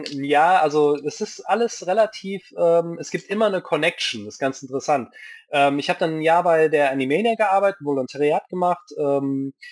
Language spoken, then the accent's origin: German; Japan; ich bin ja in Japan aufgewachsen, da gab es irgendwie kein Rating.